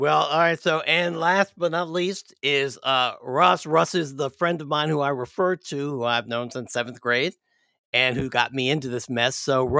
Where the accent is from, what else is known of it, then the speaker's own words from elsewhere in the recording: Washington, District of Columbia, United States; also born or lived in Atlanta; I'm a DC guy.